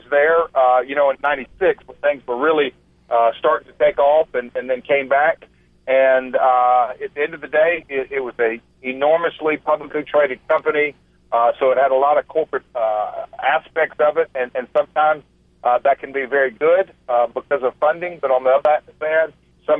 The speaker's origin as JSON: {"language": "English", "town": "Nashville", "region": "Tennessee", "country": "United States", "said": "I'm from Music City"}